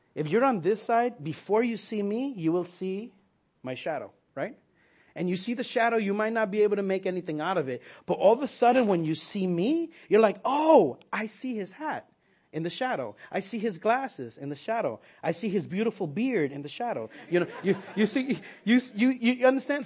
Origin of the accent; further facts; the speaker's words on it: New York, United States; as a New Yorker, we wouldn't go to school on Yom Kippur